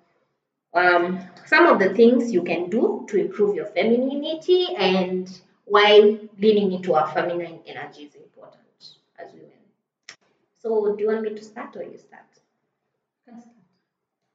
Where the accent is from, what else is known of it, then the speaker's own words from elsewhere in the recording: Isiolo, Isiolo County, Kenya; I grew up in Isili